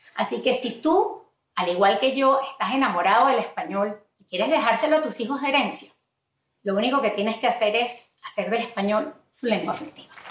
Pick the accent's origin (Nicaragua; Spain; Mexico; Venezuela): Venezuela; first language Spanish; now in United States; de ahí venimos nosotros de Venezuela